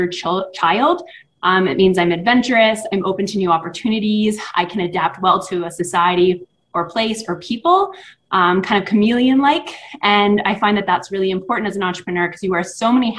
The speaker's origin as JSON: {"language": "English", "town": "Ottawa", "region": "Ontario", "country": "Canada", "tie": "born or raised there", "also_born_or_lived": "Los Angeles, United States", "moved": "yes", "lives_now": "United States", "said": "I was born in Los Angeles and then grew up in Ottawa, Canada."}